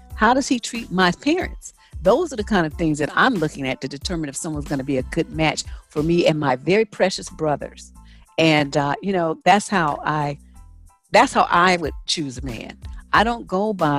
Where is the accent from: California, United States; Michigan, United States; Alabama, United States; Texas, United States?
California, United States; San Francisco; I grew up in San Francisco, which is a melting pot of every corner of the world.